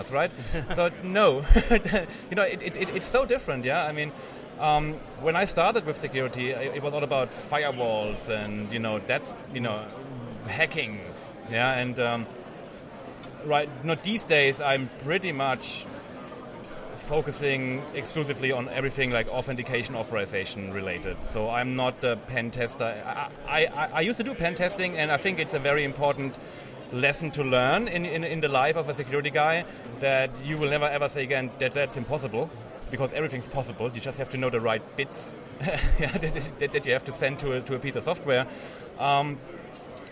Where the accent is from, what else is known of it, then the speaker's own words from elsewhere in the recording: Germany; I'm from Germany